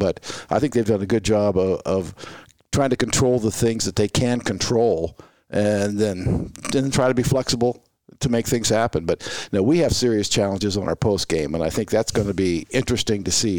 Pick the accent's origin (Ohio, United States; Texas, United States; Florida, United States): Ohio, United States; Marietta; I was born in Marietta, Ohio, first settlement in the Northwest Territory.